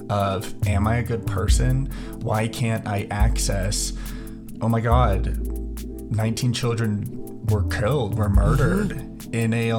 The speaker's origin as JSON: {"language": "English", "town": "Denver", "region": "Colorado", "country": "United States", "tie": "born or raised there", "said": "I grew up in Denver"}